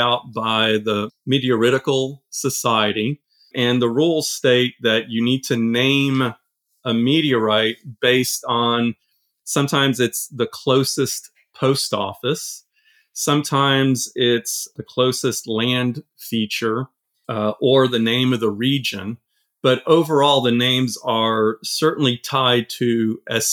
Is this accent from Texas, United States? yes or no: yes; Austin, Texas, United States; also born or lived in France / Silicon Valley; I grew up in Austin. I was originally born in France. And from France in 1976, my family moved to Austin. And as a nine-year-old